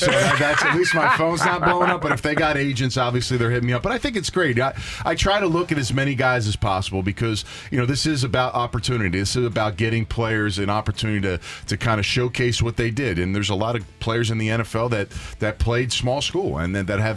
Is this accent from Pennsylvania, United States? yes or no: yes; Philadelphia, Pennsylvania, United States; I'm from Philadelphia, born and raised.